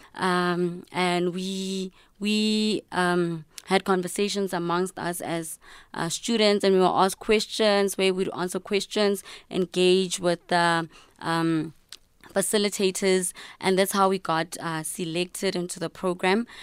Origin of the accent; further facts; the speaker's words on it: Kuruman, Northern Cape, South Africa; I'm from Northern Cape, uh, Kuruman